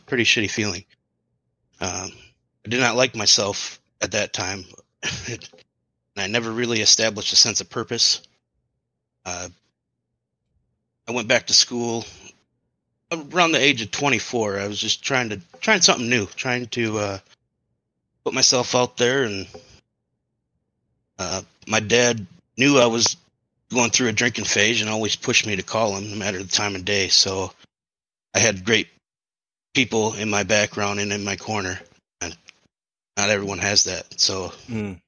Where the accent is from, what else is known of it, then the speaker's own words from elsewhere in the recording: Madison, Wisconsin, United States; born and raised in the Madison area